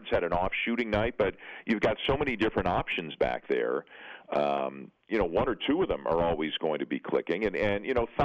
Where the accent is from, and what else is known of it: Canada; born or raised there